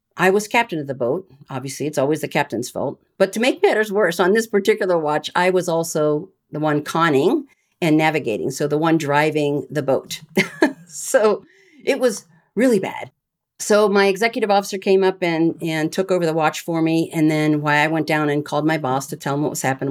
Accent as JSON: {"language": "English", "town": "Bettendorf", "region": "Iowa", "country": "United States", "tie": "born or raised there", "said": "I grew up in Bettendorf, Iowa, which is right on the Mississippi River."}